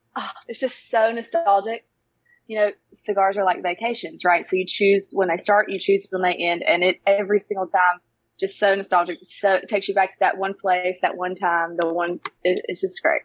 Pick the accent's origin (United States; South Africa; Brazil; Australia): United States; Brown Summit, North Carolina; I grew up in Brown Summit, that's what it's called